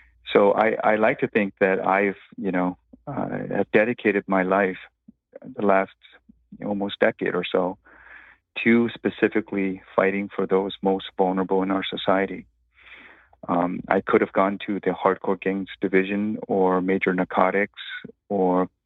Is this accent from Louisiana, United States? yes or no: no; Los Angeles, California, United States; I grew up in Echo Park during the 1980s